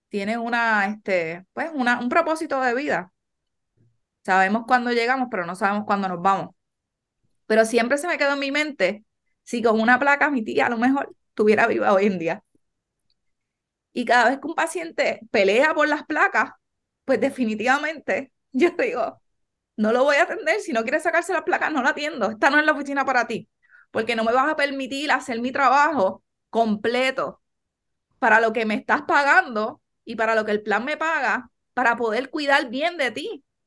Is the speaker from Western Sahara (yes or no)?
no; Yabucoa, Puerto Rico; also born or lived in New York; nosotros somos de Yabucoa original